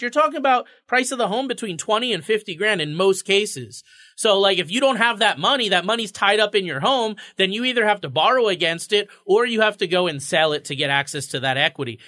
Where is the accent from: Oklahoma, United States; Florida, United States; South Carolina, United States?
Florida, United States; now in Connecticut, United States; I grew up in Florida